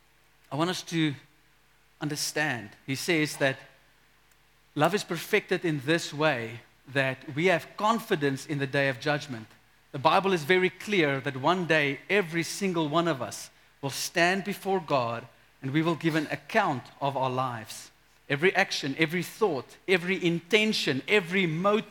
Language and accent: English; South Africa; we as a South African people, we grew up in a culture where everyone is Christian